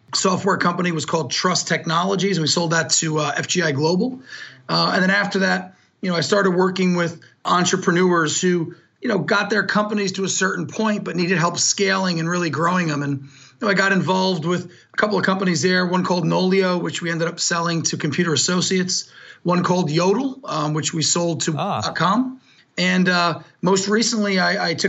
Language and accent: English; New Jersey, United States; I'm very proud to say I grew up in New Jersey.